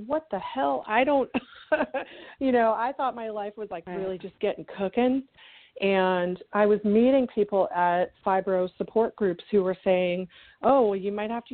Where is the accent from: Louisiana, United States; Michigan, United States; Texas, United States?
Texas, United States; Houston; moved away as an adult; now in Chicago, United States; I'm from Houston. Okay. My whole family's from Wisconsin originally, but my dad and my mom moved down there in the late 60s for work reasons, and so I grew up there